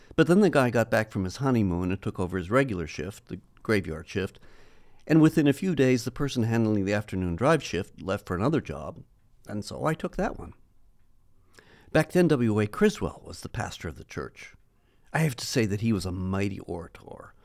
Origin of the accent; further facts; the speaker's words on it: United States; growing up in the States